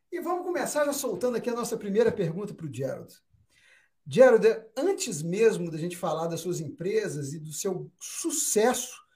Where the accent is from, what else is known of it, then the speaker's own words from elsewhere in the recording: Minas Gerais, Brazil; Mas aqui nós somos de Minas Gerais, também está carregado de sotaque.